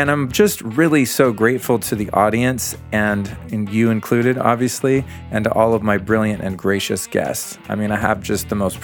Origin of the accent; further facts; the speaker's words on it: Aspen, Colorado, United States; also born or lived in Denver, Colorado; my hometown of Aspen, Colorado